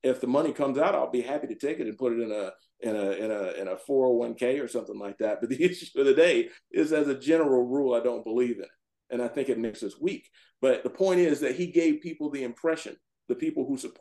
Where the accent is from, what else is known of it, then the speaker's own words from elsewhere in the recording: the South, United States; now in Howard County, Maryland, United States; I grew up in the South